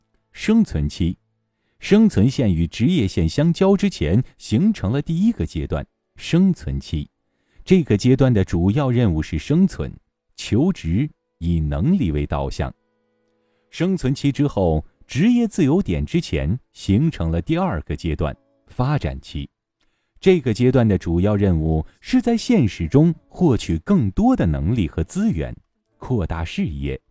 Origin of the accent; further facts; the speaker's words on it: China; 作为一个典型的中国九年制义务教育下的学生，这应该是我和大部分中国人共享的鲁迅记忆。